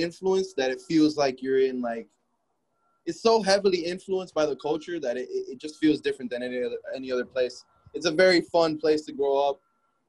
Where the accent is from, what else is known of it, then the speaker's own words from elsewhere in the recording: Miami, Florida, United States; Yeah, I grew up in Miami, Florida. Cuban and Puerto Rican background. I lived here my whole life, really. I never really moved around like out of this area, so I've always lived in like Miami, specifically like Hialeah, Miami Gardens area of Florida.